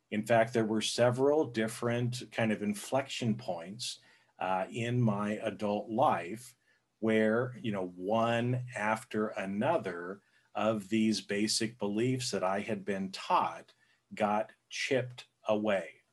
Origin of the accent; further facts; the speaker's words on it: Boise, Idaho, United States; I grew up, I was born in Boise, Idaho which is, you know, it's a smaller area.